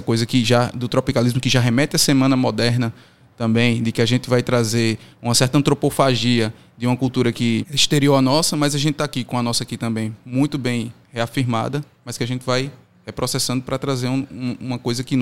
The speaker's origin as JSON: {"language": "Portuguese", "town": "Juazeiro do Norte", "region": "Ceará", "country": "Brazil", "said": "Eu brinco com um amigo meu que eu sou de Juazeiro do Norte, ele é de Salgueiro, Pernambuco, e a gente tem mais em comum do que eu teria, por exemplo, com as pessoas de Fortaleza"}